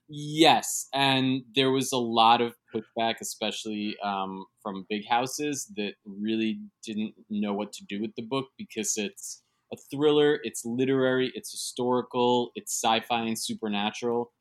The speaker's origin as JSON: {"language": "English", "town": "New York City", "region": "New York", "country": "United States", "tie": "born or raised there", "said": "born and raised in New York City and I live in Midtown"}